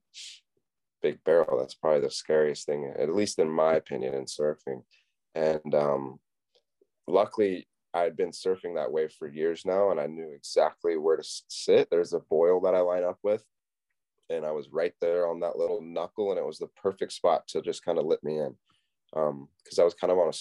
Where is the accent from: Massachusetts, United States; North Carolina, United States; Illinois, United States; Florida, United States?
North Carolina, United States; Wrightsville Beach; I was born and raised in Wrightsville Beach, North Carolina